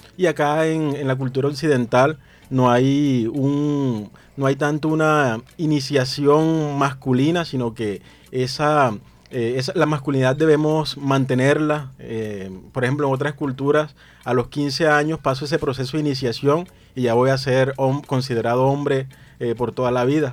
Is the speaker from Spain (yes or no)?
no; Plato, Magdalena, Colombia; los hombres de Plato Magdalena, donde yo nací, eh, crecemos escuchando